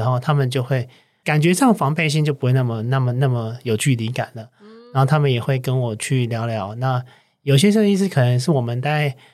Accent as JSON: {"language": "Chinese", "country": "Taiwan", "tie": "born or raised there", "also_born_or_lived": "United States", "accent": "Taiwanese Mandarin", "moved": "as an adult", "said": "我毕竟还是一个土生土长的台湾人"}